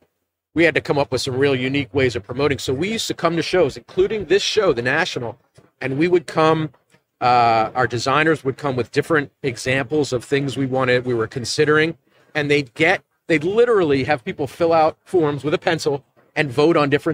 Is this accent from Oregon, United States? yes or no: no; right outside of Philadelphia, Pennsylvania, United States; I'm not from Buffalo like you guys, but I'm from, you know, right outside of Philadelphia